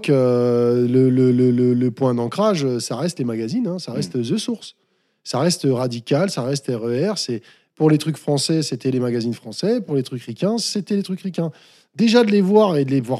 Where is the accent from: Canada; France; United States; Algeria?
France; ouais, je suis français, mais j'ai pas peur.